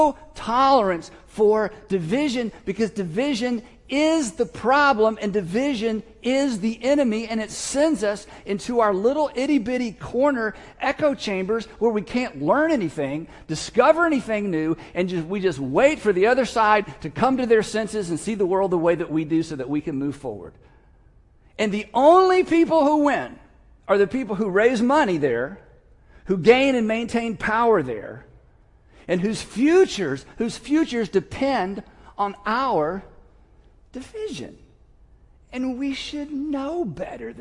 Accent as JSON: {"language": "English", "country": "United States", "said": "as an American"}